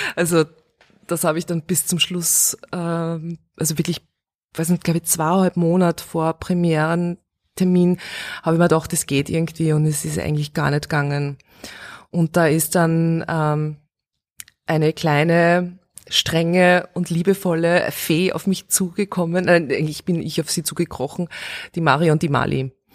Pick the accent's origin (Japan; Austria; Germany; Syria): Austria; Steyr, Upper Austria; born or raised there; moved away as an adult; also born or lived in Vienna